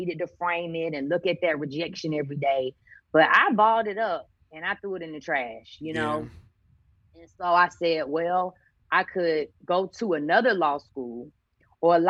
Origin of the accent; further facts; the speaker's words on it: Columbia, South Carolina, United States; the University of South Carolina, right back in my hometown, gave me a half scholarship